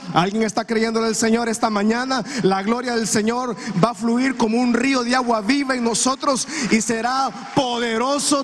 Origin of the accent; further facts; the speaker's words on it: Honduras; lo que vivimos nosotros como comunidad hondureña